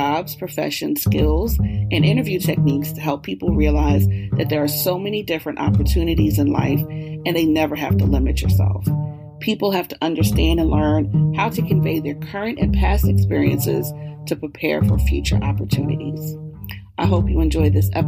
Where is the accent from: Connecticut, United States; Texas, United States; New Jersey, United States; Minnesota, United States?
New Jersey, United States; I'm also from Jersey